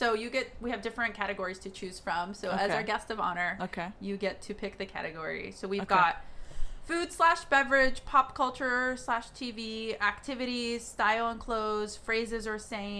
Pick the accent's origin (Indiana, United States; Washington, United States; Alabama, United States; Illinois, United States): Alabama, United States; born or raised there; now in New York, United States